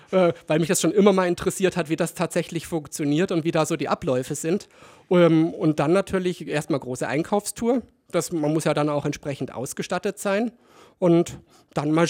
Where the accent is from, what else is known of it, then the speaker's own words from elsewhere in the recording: Kaufbeuren, Bavaria, Germany; also born or lived in Ingolstadt; Ich selber bin ja gebürtig aus Ingolstadt und mit neun Jahren, knapp neun Jahren nach Kaufbeuren gekommen. Deswegen ist es bei mir mit dem Dialekt, sagen wir mal, so eine undefinierbare Mischung